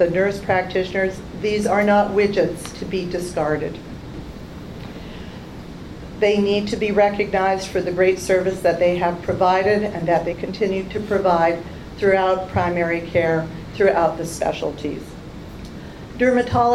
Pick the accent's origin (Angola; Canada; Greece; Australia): Canada; now in United States; I'm a Canadian